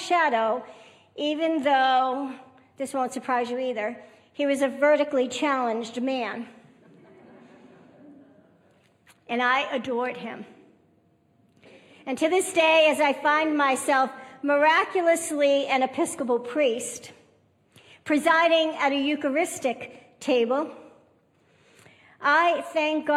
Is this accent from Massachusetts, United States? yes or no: yes; Massachusetts, United States; now in Texas, United States; I grew up on the East Coast in Massachusetts